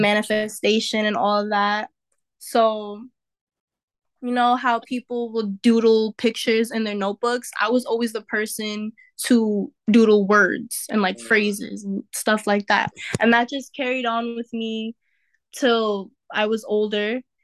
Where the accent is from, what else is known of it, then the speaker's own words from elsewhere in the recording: New York City, New York, United States; also born or lived in Westchester County, New York; I used to live in the Bronx, and then I moved to Westchester County, which is more suburban